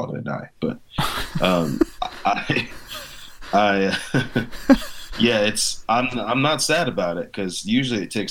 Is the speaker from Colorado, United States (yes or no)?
no; Missouri, United States; also born or lived in Nashville, Tennessee; now in Phoenix, United States; growing up in Missouri